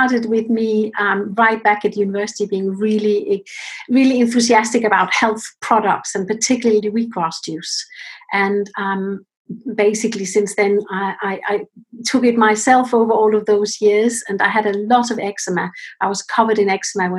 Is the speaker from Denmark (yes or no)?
yes; Denmark; now in United Kingdom; I'm actually originally from Denmark, and my parents are in Denmark, and I'm here in the UK.